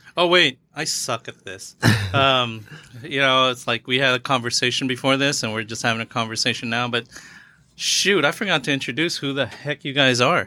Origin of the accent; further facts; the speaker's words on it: Philippines; I'm Filipino